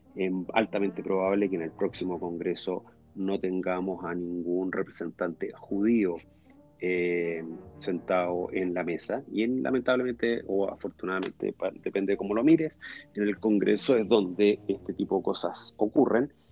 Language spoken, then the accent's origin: Spanish; Chile; yo soy chileno, judío